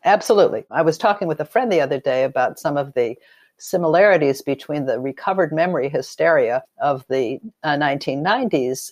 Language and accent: English; Los Angeles, California, United States; I grew up in Los Angeles during the time of, uh, McCarthy and the Blacklist